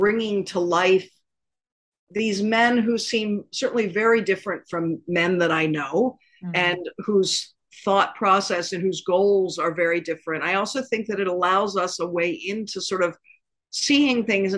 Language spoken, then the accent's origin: English; Washington, District of Columbia, United States; I grew up in Washington, D.C., and I was at school there